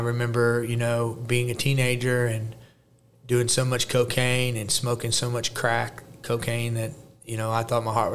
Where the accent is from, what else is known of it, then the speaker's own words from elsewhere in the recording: Jefferson City, Missouri, United States; also born or lived in St. Louis, Missouri; I was born in St. Louis, Missouri, raised in Jeff City, Missouri.